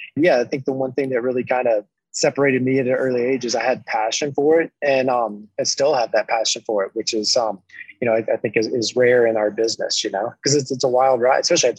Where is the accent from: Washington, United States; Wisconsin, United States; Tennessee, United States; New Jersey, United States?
Tennessee, United States; moved away as an adult; now in Colorado, United States; I grew up in Tennessee, right in the middle of Tennessee whiskey country.